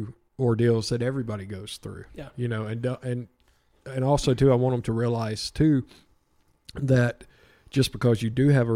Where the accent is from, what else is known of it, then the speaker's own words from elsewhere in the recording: Rockmart, Georgia, United States; I'm from Rockmart originally.